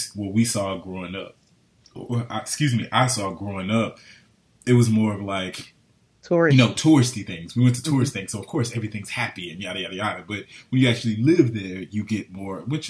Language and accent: English; Florida, United States; This is home